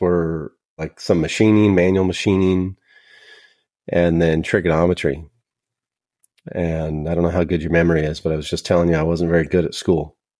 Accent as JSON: {"language": "English", "area": "a suburb of Sacramento", "region": "Northern California", "country": "United States", "said": "I'm from Northern California, a, a suburb of Sacramento."}